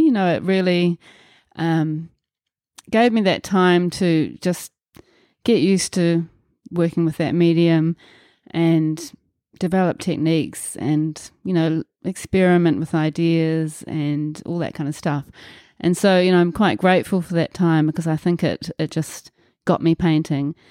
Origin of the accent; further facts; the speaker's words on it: Auckland, New Zealand; also born or lived in Muriwai Beach, New Zealand; I was born in Auckland, New Zealand and grew up in Milford on the North Shore.